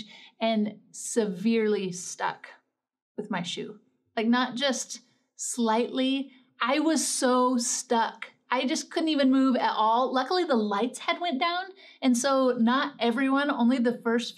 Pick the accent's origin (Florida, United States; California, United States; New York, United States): California, United States; Northern; I grew up in Northern California, right on the border of Oregon